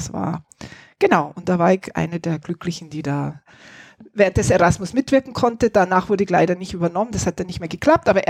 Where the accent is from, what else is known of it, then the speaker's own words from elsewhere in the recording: Wasserburg am Inn, Bavaria, Germany; first language German; moved away as an adult; also born or lived in Barcelona, Spain / Berlin, Germany; now in Spain; gebürtig komme ich aus Wasserburg am Inn, das ist Oberbayern, nein, München.